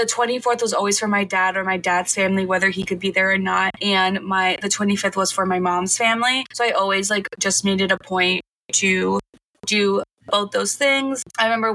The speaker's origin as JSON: {"language": "English", "town": "Miami", "region": "Florida", "country": "United States", "tie": "born or raised there", "said": "growing up in Miami"}